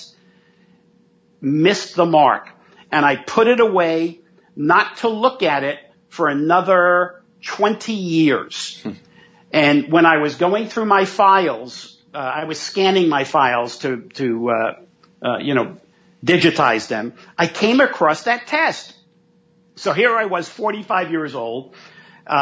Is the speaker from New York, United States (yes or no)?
yes; New York City, New York, United States; growing up in New York City, in Manhattan, in the projects, and then in Brooklyn